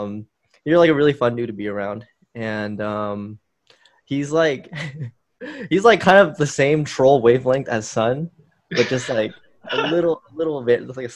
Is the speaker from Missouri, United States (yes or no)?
no; Austin, Texas, United States; also born or lived in Houston, Texas; I'm 22. I was born in Houston, but I moved to Austin when I was 8.